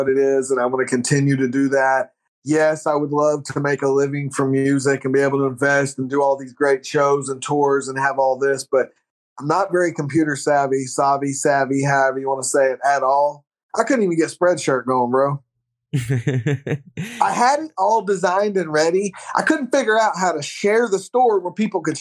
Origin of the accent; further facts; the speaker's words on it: Oklahoma, United States; we're from Oklahoma.